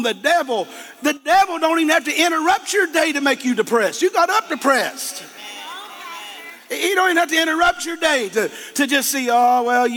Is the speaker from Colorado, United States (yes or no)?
no; Eastern Kentucky, United States; I'm a hillbilly from Eastern Kentucky